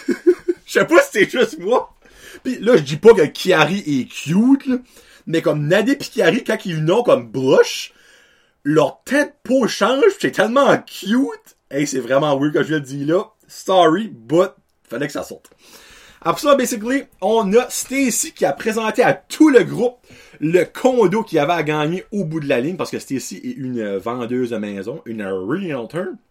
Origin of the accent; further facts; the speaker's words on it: Acadia, Canada; Moi venant de l'Acadie